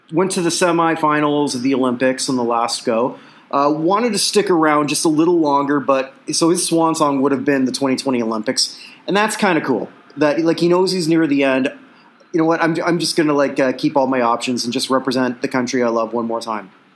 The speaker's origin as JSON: {"language": "English", "country": "Canada", "accent": "Canadian", "said": "it's my Canadian accent"}